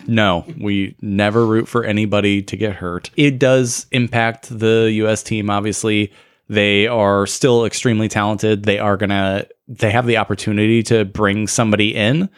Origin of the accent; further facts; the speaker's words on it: United States; we are good American boys